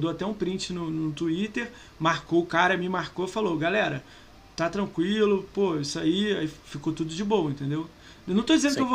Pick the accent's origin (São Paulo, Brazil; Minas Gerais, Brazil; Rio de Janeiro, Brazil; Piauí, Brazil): Rio de Janeiro, Brazil; Ele é do Rio, eu sou do Rio também.